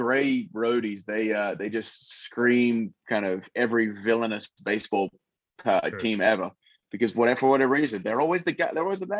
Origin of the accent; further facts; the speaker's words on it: Western Australia, Australia; which was what we grew up in Australia. Like I'd play there and then I'd be with part of the West Australian Institute of Sport